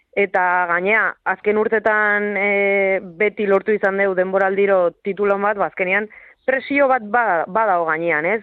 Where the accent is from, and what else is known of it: Usurbil, Basque Country, Spain; born or raised there